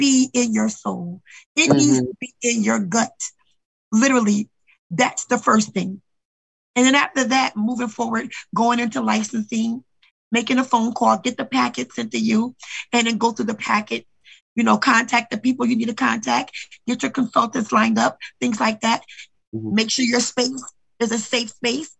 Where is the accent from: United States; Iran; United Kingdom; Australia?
United States; also born or lived in Brooklyn, New York; a kid that grew up here and knew what it was. Because I knew what it was. I came from Brooklyn, and I came here when I was 5 at 99 on Garden, one block over.